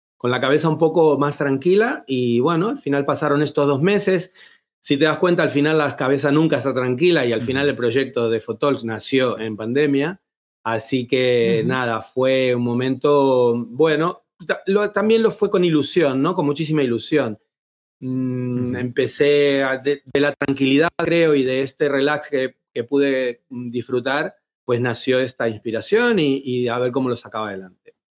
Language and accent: Spanish; Buenos Aires, Argentina; moved away as an adult; also born or lived in Seville, Spain; now in Madrid, Spain; vengo de Buenos Aires, se me nota creo en el acento